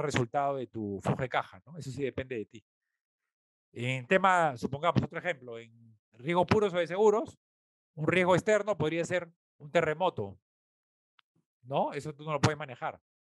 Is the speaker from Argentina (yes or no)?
no; Peru; nosotros como peruanos